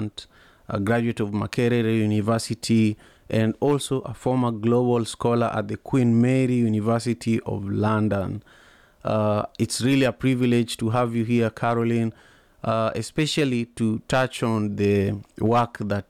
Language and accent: English; Kisumu, Kisumu County, Kenya; when I was 8 years old, growing up in Kisumu, Kenya